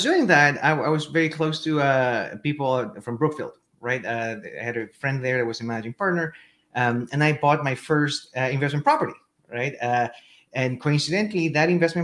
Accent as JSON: {"language": "English", "country": "Chile", "tie": "born or raised there", "second_language": "English", "moved": "as an adult", "lives_now": "Austin, United States", "said": "As you can tell from the accent, I'm not originally from North America. I was born and raised in Chile, in South America."}